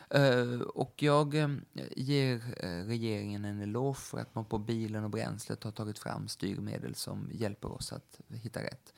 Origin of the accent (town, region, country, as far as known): Sweden